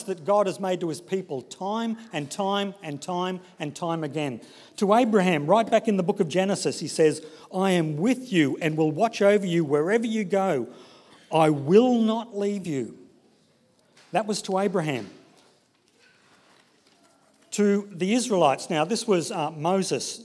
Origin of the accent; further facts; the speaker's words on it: Brisbane, Queensland, Australia; I grew up in Brisbane, in the suburb of Inala